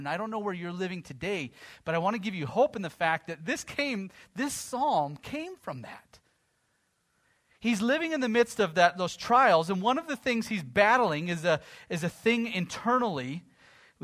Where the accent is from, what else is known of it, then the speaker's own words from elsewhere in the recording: United States; as an American